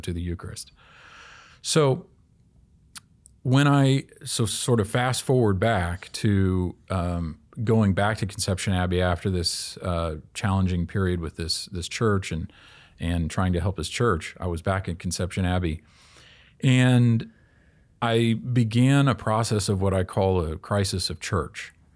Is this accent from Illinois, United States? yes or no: no; Kansas City, Kansas, United States; I grew up in Kansas City, Kansas.